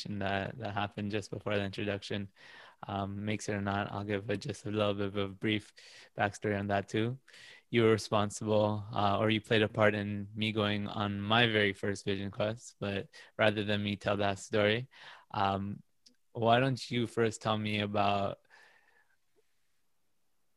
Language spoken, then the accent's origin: English; Toronto, Ontario, Canada; I'm also from Toronto